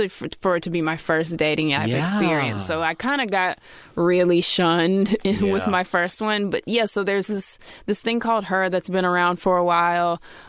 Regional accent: South Carolina, United States; also born or lived in Connecticut; now in Brooklyn, United States; I grew up in South Carolina. I was born in Connecticut. That's where my parents met. They went to UConn. But yeah, I was raised in South Carolina.

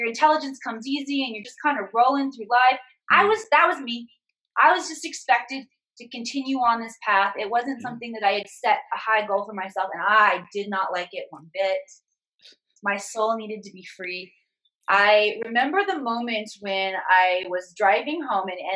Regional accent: Midwest, United States; moved away; also born or lived in Hollywood; I was a small town girl from the Midwest. I grew up in a town of 3,000 people.

